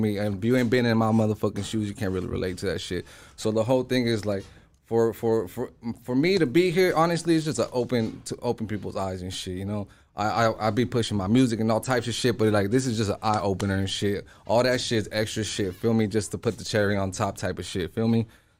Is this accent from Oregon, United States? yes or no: no; Los Angeles, California, United States; I'm from the Valley. I grew up right there in North Hollywood, Lancashire and shit. Right there, I am a Lancashire baby. You know, I grew up in the north side